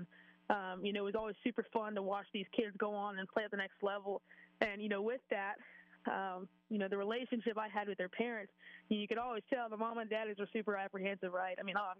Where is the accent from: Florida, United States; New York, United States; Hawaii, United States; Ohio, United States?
Florida, United States; I'm coming from Florida. Florida and LSU cannot seem to have a normal game whatsoever.